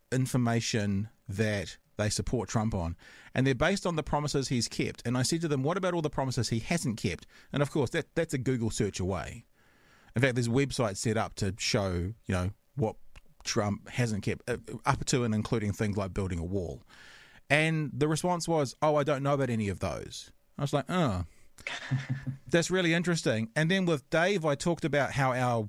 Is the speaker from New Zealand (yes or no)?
yes; New Zealand; I'm from New Zealand